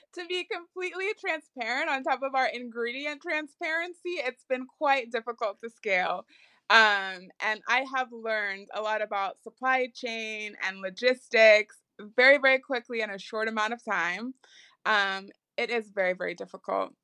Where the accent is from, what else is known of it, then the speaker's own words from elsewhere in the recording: Chicago, Illinois, United States; we are based out of Chicago, and I am from Chicago